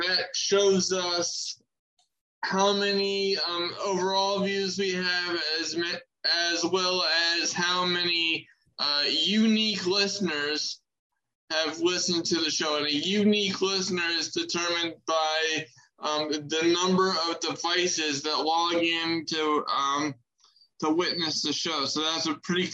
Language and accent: English; Maryland, United States; My home state of Maryland